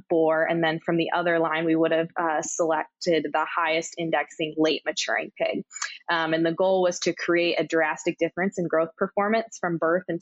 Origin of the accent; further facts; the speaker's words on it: Michigan, United States; moved away as an adult; now in Kansas, United States; I'm originally from Michigan.